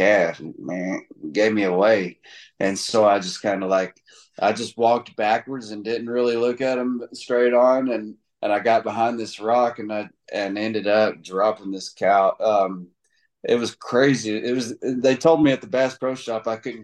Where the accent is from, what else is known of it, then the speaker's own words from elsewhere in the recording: Tennessee, United States; I'm from Tennessee